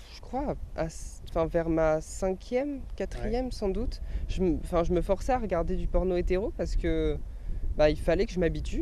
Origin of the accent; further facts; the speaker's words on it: Orléans, Centre-Val de Loire, France; also born or lived in Tours; je suis né à Orléans